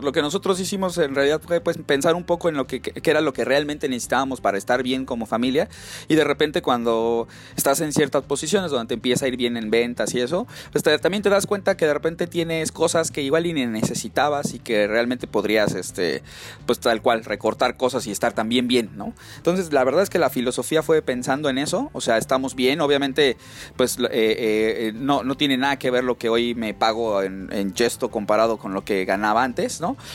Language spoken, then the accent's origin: Spanish; Mexico City, Mexico; moved away as an adult; now in Silicon Valley, United States; yo soy eh, de la Ciudad de México